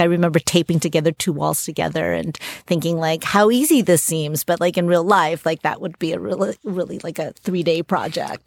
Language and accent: English; New York City, New York, United States; I grew up in New York City